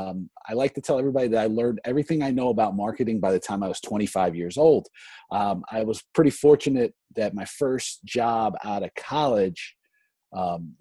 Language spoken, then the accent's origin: English; northern Georgia, United States; now in Washington, D.C., United States; I grew up in northern Georgia